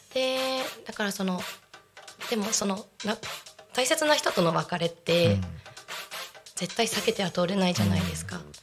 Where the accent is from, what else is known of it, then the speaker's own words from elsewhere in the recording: Yokohama, Kanagawa, Japan; moved away as an adult; now in Chiba, Japan; 私は神奈川県横浜市出身